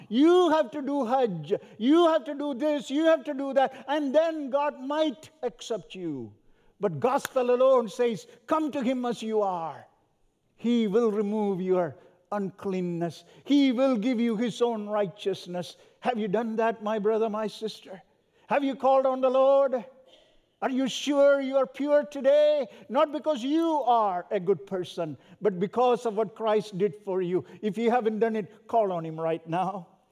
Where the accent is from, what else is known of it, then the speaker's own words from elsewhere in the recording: South India, India; also born or lived in Southern California; now in North India, India; where I was born and raised in Southern India.